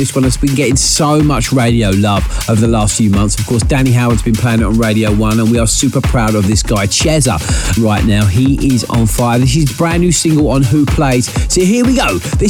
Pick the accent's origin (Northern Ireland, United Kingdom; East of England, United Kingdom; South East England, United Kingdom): South East England, United Kingdom; Maidstone; my hometown of Maidstone